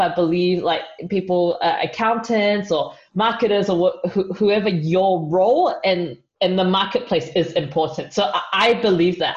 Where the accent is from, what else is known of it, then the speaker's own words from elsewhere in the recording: New Zealand; moved away; I'm from New Zealand